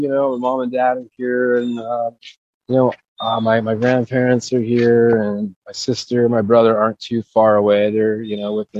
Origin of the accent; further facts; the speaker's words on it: St. Cloud, Florida, United States; also born or lived in Orlando, Florida; born about 3 miles, not even 2 miles from where I'm standing right now. And then I grew up in St. Cloud, which is about 30 minutes south of here.